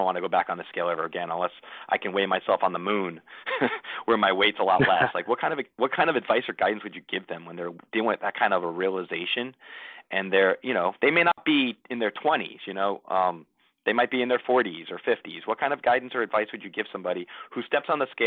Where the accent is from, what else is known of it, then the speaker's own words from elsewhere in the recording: New Jersey, United States; now in Tampa, United States; we would eat pizza like it was going out of style growing up in New Jersey.